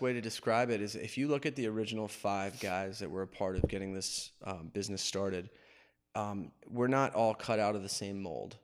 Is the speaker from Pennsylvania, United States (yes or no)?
yes; Wilkes-Barre, Pennsylvania, United States; moved away as an adult; also born or lived in Pottsville, Pennsylvania; now in Richmond, United States; I was raised in Wilkes-Barre